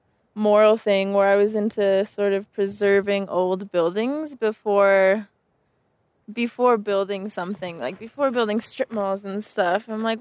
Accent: southern New Mexico, United States; moved away; also born or lived in Albuquerque, New Mexico; Raised in southern New Mexico.

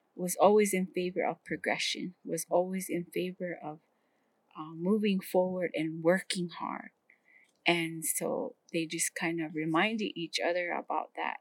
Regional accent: Hopi, Arizona, United States

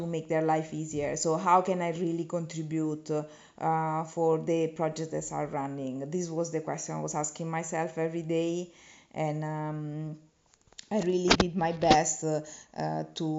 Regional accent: Italy; I come from Italy

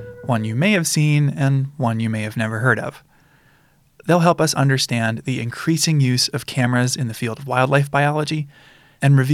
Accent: Midwest, United States; growing up in the Midwest

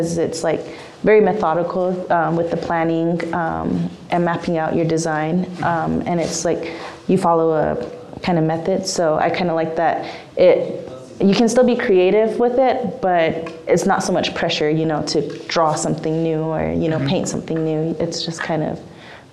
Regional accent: Zuni Pueblo, New Mexico, United States; I'm 24 years old, from the Pueblo Zuni

